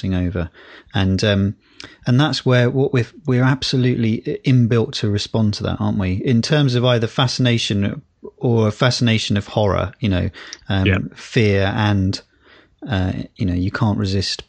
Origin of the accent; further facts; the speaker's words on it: United Kingdom; as British people